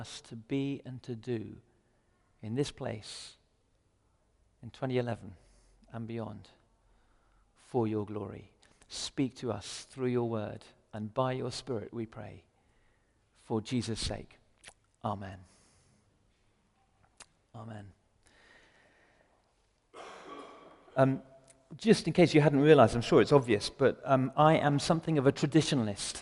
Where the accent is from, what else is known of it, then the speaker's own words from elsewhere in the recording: England, United Kingdom; I'm English as well